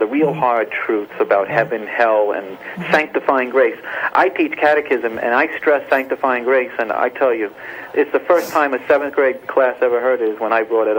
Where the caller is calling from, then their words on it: Rockaway, New Jersey, United States; I'm calling from a hospital in Rockaway, New Jersey right now.